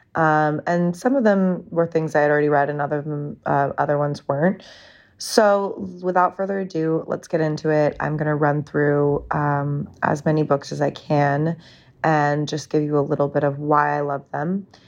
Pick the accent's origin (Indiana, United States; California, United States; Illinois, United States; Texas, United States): California, United States; now in New York, United States; I grew up in California